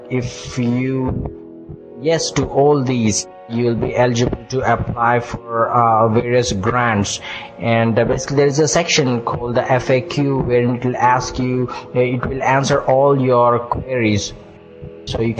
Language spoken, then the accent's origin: English; Bangalore, Karnataka, India; I'm 28 years old and I'm from Bangalore, India.